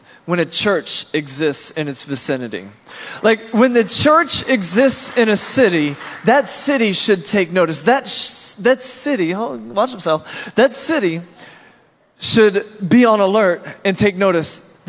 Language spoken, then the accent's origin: English; Norfolk, Virginia, United States; I'm from Norfolk, Virginia